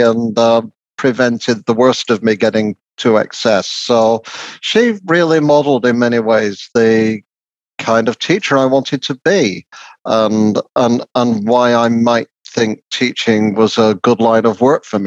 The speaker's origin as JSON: {"language": "English", "area": "Lancashire", "region": "North West England", "country": "United Kingdom", "tie": "born or raised there", "said": "the kind of working class experience I had growing up in Lancashire"}